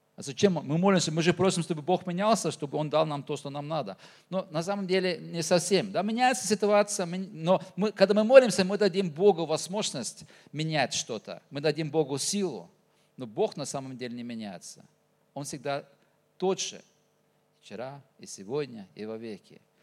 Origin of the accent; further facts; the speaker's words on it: Norway; accent: Norwegian pronunciation; Russian is a second language; now in Tuva, Russia; Родился в Норвегии, а так-то уже, э, уже так живу и в Туве